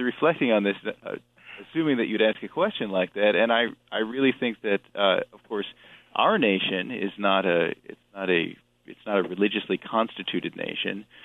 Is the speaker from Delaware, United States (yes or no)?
yes; Delaware, United States; I'm not from Ohio. I'm from Delaware.